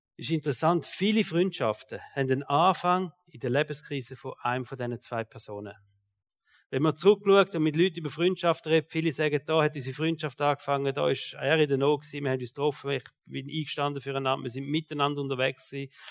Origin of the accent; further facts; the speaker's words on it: Switzerland; als Schweizer